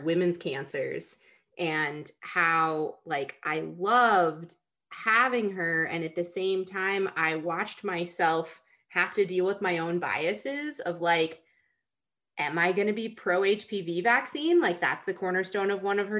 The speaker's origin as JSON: {"language": "English", "town": "Rochester", "region": "New York", "country": "United States", "tie": "born or raised there", "moved": "as an adult", "said": "I grew up in Rochester, New York, right on the shores of Lake Ontario."}